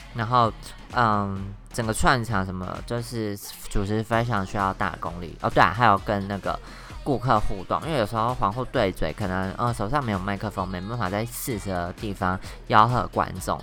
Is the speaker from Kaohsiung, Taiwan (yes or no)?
no; Taoyuan, Taiwan; moved away as an adult; also born or lived in Taipei; now in Taichung, Taiwan; 因为我本来是桃园人嘛，然后生活圈都在台北